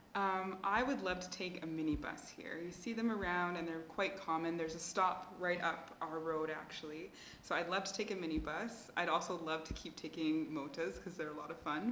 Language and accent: English; Canada; now in Mozambique; I'm Mozambican by descent, but I grew up in Canada